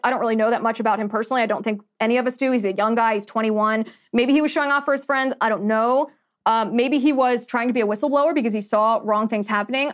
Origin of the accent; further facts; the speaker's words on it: United States; we as the American people